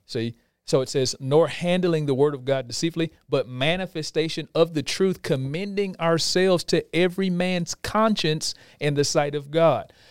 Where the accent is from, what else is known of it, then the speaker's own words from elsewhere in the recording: Houston, Texas, United States; We're from Houston, Texas.